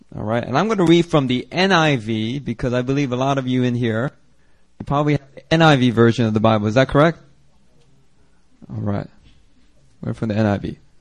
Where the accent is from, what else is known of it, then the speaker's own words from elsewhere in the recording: Philadelphia, Pennsylvania, United States; moved away as an adult; I grew up in Philly, and the church that I grew up